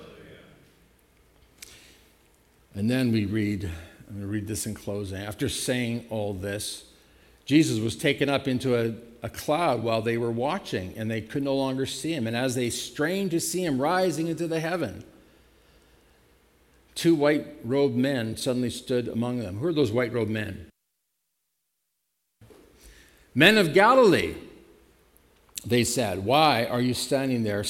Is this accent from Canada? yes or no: yes; Canada; I just say I'm a Christian. I don't say I'm a Canadian.